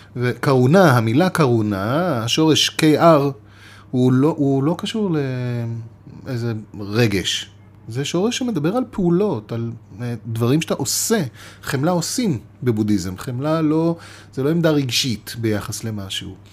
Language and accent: Hebrew; Israel; אנחנו גדלנו בישראל